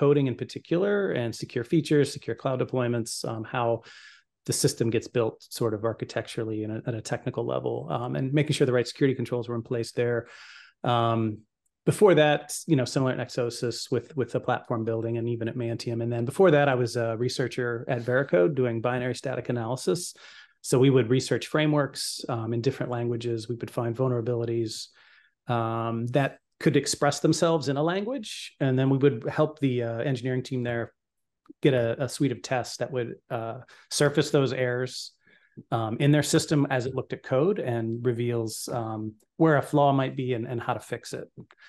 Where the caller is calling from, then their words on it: Westerville, Ohio, United States; Columbus, Ohio. Well, Westerville, technically, but outside of Columbus.